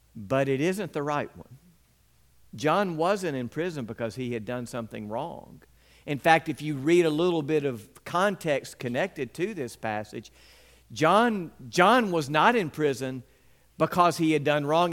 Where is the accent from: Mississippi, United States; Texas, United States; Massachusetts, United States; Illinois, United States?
Mississippi, United States; West Point; When I was a young boy growing up in West Point